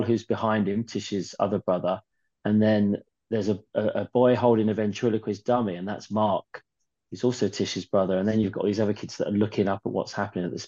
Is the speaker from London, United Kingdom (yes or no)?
yes; London, United Kingdom; I didn't grow up in Newcastle. I grew up in New Cross.